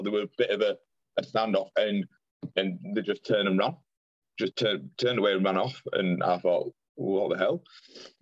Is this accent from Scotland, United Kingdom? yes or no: no; Pudsey, Yorkshire and the Humber, United Kingdom; I'm from Pudsey